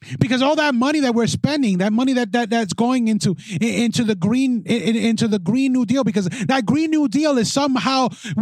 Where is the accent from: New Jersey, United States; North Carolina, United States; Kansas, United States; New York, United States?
New York, United States; New York City; my hometown of the Bronx